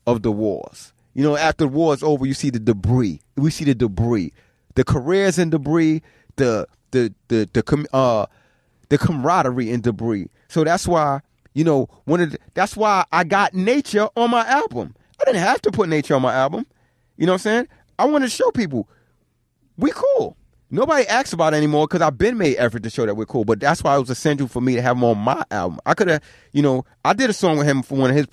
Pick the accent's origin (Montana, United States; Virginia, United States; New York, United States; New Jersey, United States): New York, United States; New York City; also born or lived in Brooklyn, New York; I ain't just from Queens. I was born in Brooklyn